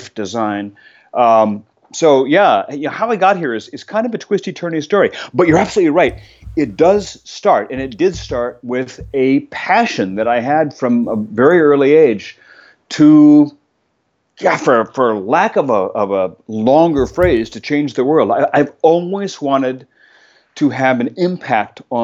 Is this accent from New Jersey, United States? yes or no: yes; New Jersey, United States; moved away as an adult; also born or lived in Germany (father's origin); now in Western Massachusetts, United States; I grew up in the state of New Jersey